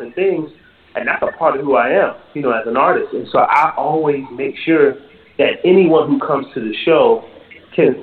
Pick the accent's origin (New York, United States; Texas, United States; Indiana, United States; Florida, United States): Florida, United States; Jacksonville; now in New Orleans, United States; I'm from Jacksonville, Florida. But I live in New Orleans